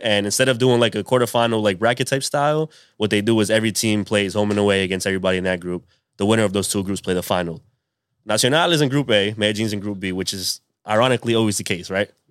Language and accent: English; Pawtucket, Rhode Island, United States; also born or lived in Providence, Rhode Island; I'm from, I'm from Pawtucket. I was born in Providence, which is the, the capital.